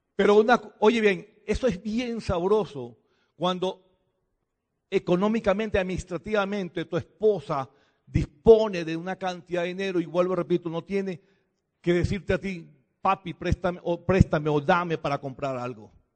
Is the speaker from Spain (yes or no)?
no; Venezuela; Nosotros venimos de Venezuela